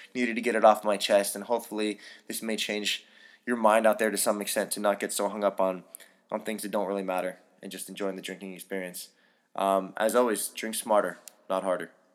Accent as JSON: {"language": "English", "town": "San Francisco", "region": "California", "country": "United States", "tie": "born or raised there", "moved": "yes", "said": "I grew up in San Francisco"}